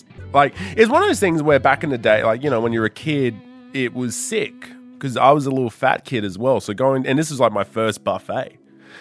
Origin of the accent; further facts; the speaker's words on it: Darwin, Northern Territory, Australia; now in Sydney, Australia; I grew up in Darwin, Northern Territory.